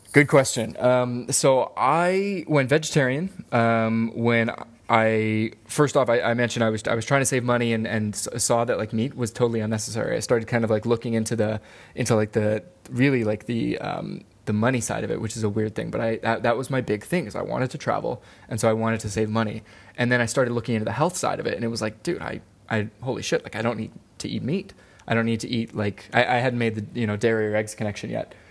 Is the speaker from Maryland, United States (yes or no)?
yes; Maryland, United States; moved away as an adult; also born or lived in Wilmington, North Carolina / Hawaii; I grew up in Maryland